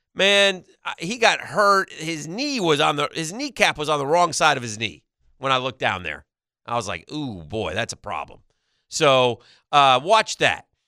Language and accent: English; New York, United States; That's my home state